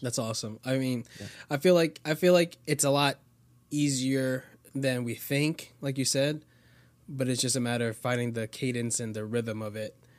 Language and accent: English; Florida, United States; born or raised there; also born or lived in Queens, New York